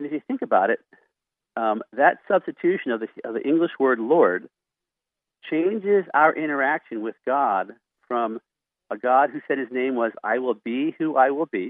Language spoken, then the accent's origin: English; Philadelphia, Pennsylvania, United States; moved away as an adult; now in Montana, United States; I'm from Philadelphia. I thought until I was 18 years old and went to Bible college that there were only about 100 Christians in Philadelphia because that's how many Christians went to my church.